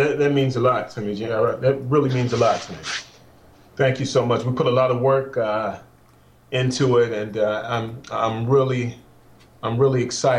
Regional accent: Chicago, Illinois, United States; moved away; also born or lived in Washington, D.C.; I'm originally from Chicago

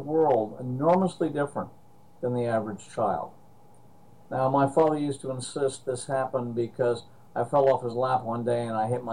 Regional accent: Princeton, New Jersey, United States; I was born and raised in Princeton, New Jersey

